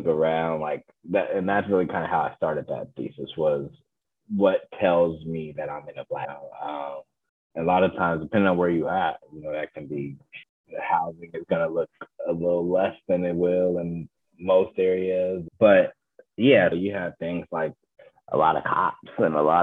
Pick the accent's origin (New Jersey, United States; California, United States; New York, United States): California, United States; Moreno Valley; I'm from Moreno Valley, California.